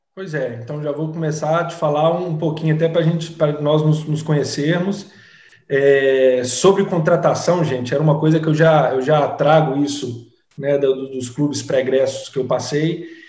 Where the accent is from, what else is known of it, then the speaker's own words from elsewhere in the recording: Minas Gerais, Brazil; now in Salvador, Brazil; como bom mineiro que sou